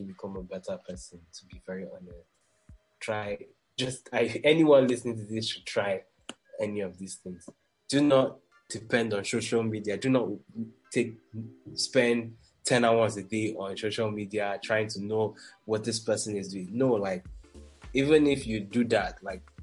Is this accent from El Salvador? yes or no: no; Nigeria; I'm from Nigeria